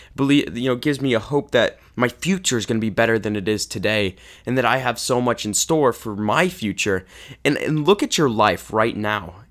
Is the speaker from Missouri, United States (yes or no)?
yes; Kansas City, Missouri, United States; growing up in Kansas City